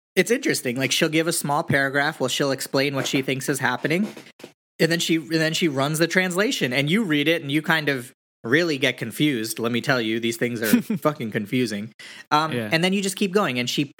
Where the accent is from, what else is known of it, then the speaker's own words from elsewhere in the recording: India; We're Hindus. We're Indian. Like, some of us practice a little bit more than other ones practice.